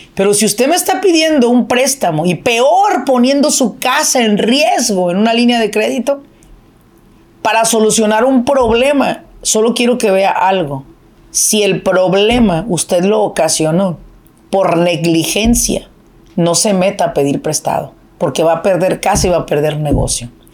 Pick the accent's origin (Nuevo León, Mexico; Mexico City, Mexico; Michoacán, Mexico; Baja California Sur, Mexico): Michoacán, Mexico; Apatzingán; now in Irvine, United States; De donde yo soy es de Apatzingán, Michoacán